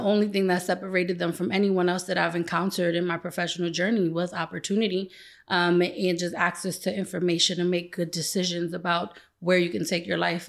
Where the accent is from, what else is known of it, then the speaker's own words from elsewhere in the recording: New York City, New York, United States; moved away; also born or lived in Los Angeles; I grew up in the East New York, Brownsville section of Brooklyn.